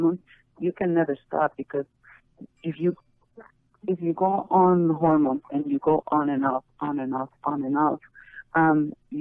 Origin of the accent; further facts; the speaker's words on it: Mexico; also born or lived in Colombia; now in United States; I am Mexican. I'm Mexican-Colombian.